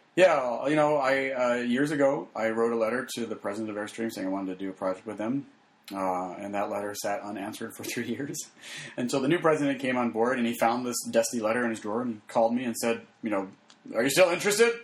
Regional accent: Phoenix, Arizona, United States; I grew up in Arizona.

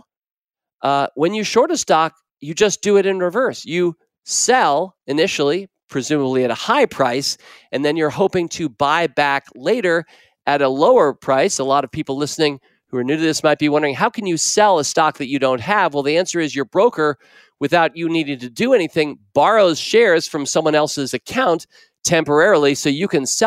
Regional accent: Washington, District of Columbia, United States; I grew up in Washington, D.C. In fact, I was in Georgetown

